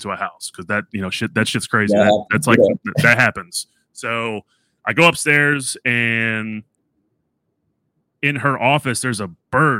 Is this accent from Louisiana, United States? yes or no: yes; New Orleans, Louisiana, United States; moved away; also born or lived in Tennessee; originally I'm from New Orleans.